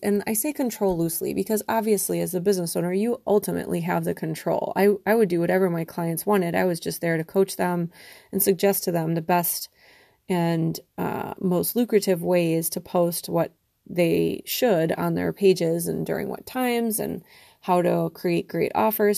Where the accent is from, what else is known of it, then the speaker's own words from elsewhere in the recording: Wisconsin, United States; moved away as an adult; also born or lived in Connecticut; I moved back to Wisconsin, which is where I'm from